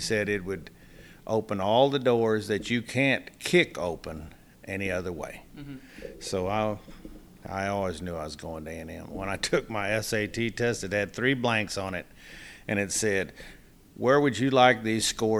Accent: Boerne, Texas, United States; I grew up in Kendall County. I grew up at Bernie

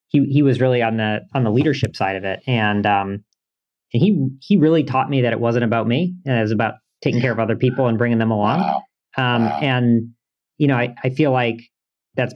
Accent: Portland, Maine, United States; I grew up in Portland, Maine, which is a great place to raise a family. It's actually where I live now

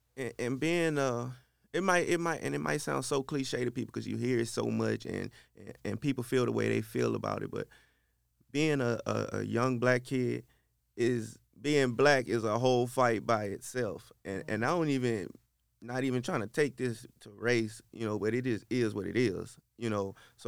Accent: Shreveport, Louisiana, United States; From Shreveport, Louisiana. Yes, born and raised. In the Queensboro area. I attended high school at Fair Park High.

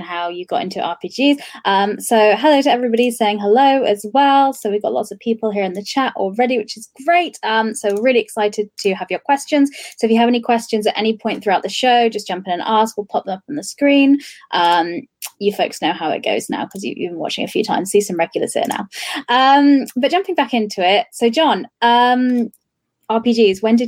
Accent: United Kingdom; accent: British; I'm British by my accent

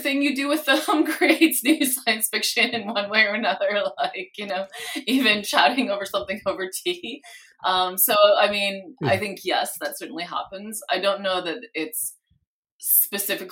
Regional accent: Canada; moved away as an adult; now in California, United States; I came from Canada. So living in California has all the charm for me that a person who grew up where it's like, you know, 40 below regularly appreciates the charm of California

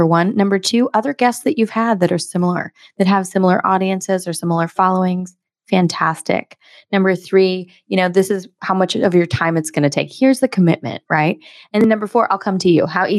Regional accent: United States; I'm American though, Helen

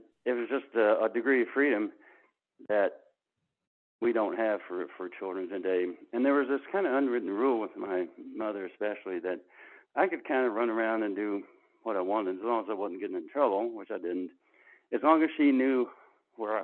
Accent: Narrows, Virginia, United States; moved away; also born or lived in Silicon Valley; I was born and raised in the little town of Narrows, N-A-R-R-O-W-S, in Giles County.

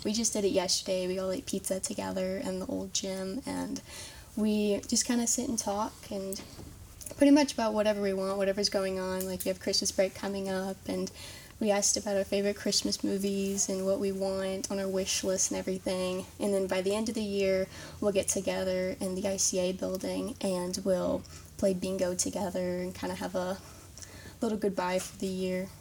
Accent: Greensburg, Indiana, United States; I'm from Greensburg, Indiana, and I went to St. Mary's Greensburg Middle School and Elementary School

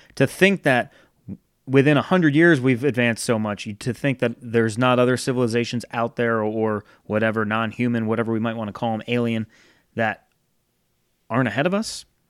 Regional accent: Rhode Island, United States; growing up in Rhode Island, clear summer night, I had a hill in between my house and the neighbor's house

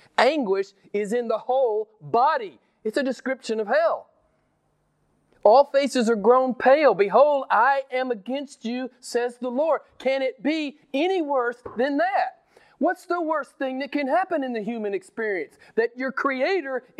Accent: United States; I'm an American

